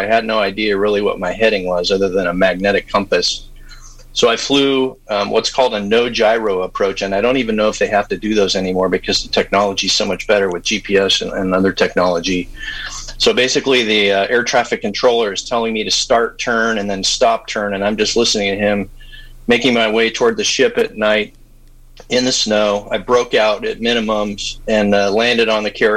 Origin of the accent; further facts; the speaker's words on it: San Diego, California, United States; I grew up here in San Diego in La Jolla.